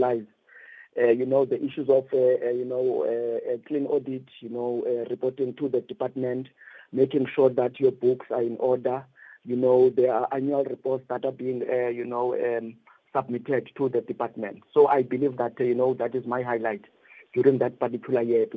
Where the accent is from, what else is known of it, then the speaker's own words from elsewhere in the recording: East London, Eastern Cape, South Africa; moved away as an adult; Born and bred in East London, and I've been part of boxing since my younger age